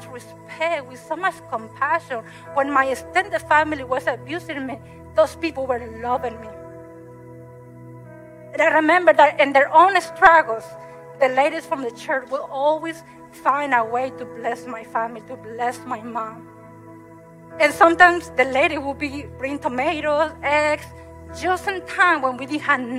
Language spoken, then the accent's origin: English; Mexico; moved away; I grew up in Mexico